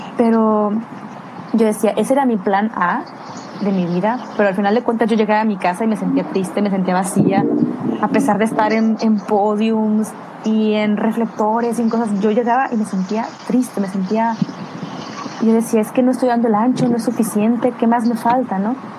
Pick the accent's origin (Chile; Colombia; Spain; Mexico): Mexico; Guadalajara, Jalisco; now in United Kingdom; yo soy de Guadalajara